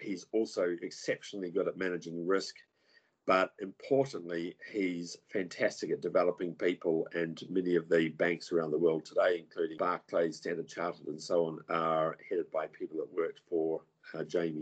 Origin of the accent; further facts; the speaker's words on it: New Zealand; moved away; I come from New Zealand, and New Zealand's quite progressive